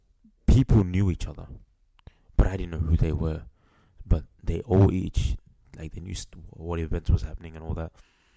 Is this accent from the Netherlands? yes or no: no; Melbourne, Victoria, Australia; I'm from Melbourne